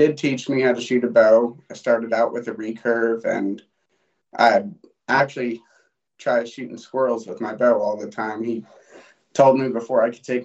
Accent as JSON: {"language": "English", "town": "Great Falls", "region": "Montana", "country": "United States", "said": "I'm from Great Falls, Montana."}